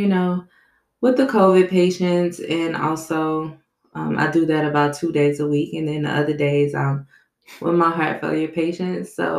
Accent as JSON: {"language": "English", "town": "New Orleans", "region": "Louisiana", "country": "United States", "tie": "born or raised there", "said": "I grew up in New Orleans"}